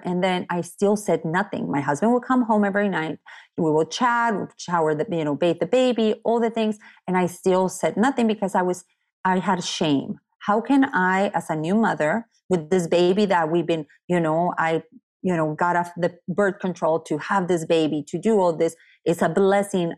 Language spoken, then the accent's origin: English; Tecate, Baja California, Mexico; also born or lived in San Diego, California; now in Fallbrook, United States; I'm from Tecate.